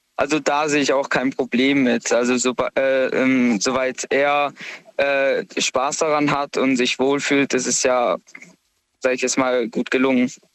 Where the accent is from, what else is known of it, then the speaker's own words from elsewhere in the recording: Karlsruhe, Baden-Württemberg, Germany; komme aus Karlsruhe